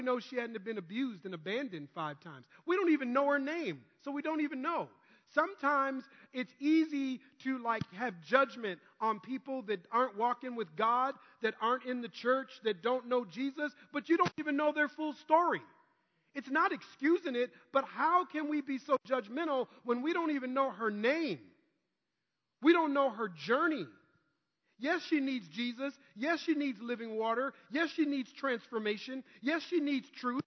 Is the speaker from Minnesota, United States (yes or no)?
yes; Minnesota, United States; growing up in Minnesota